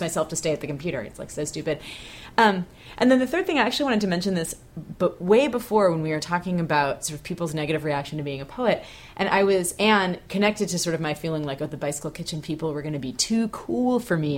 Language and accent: English; Bay Area, California, United States; moved away; growing up in the Bay Area